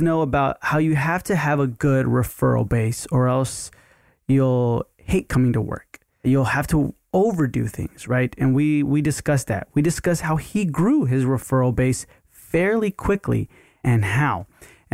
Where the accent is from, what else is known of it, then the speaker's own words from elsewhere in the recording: Houston, Texas, United States; Houston is my hometown